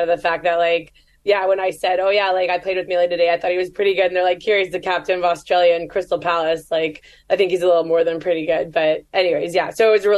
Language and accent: English; Canada; I'm Canadian